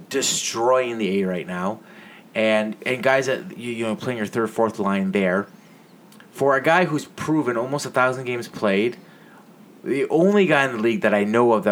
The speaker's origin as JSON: {"language": "English", "country": "Canada"}